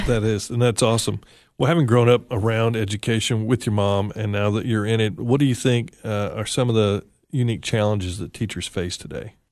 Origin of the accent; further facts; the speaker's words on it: West Tennessee, United States; I grew up in West Tennessee